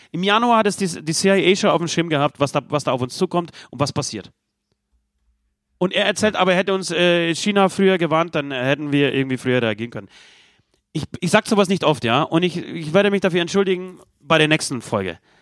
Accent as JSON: {"language": "German", "country": "Poland", "moved": "yes", "said": "mein Heimatland Polen"}